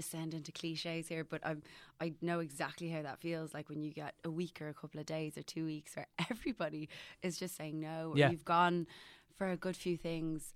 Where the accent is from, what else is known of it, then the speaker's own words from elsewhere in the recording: Killiney, Leinster, Ireland; now in Dublin, Ireland; I feel great about my hometown. I'm really lucky. I'm from a lovely house in Killiney